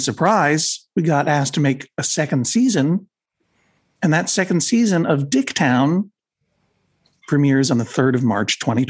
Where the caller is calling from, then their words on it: Maine, United States; I am calling in from Maine.